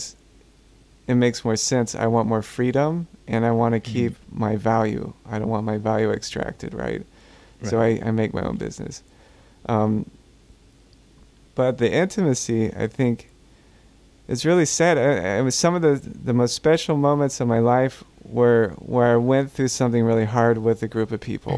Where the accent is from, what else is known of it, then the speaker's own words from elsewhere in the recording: Gulf Coast, United States; I'm from the Gulf Coast, and we go through hurricanes regularly.